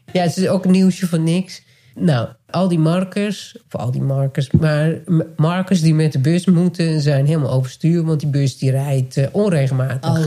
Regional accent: Nijkerk, Gelderland, Netherlands; born or raised there; moved away

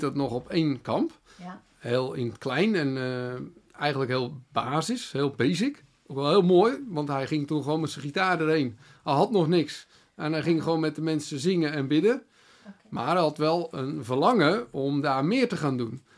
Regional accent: Netherlands

